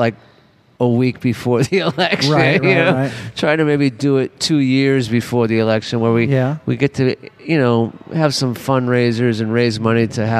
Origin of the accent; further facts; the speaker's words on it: Los Angeles, California, United States; I'm from LA. I grew up in the Hollywood.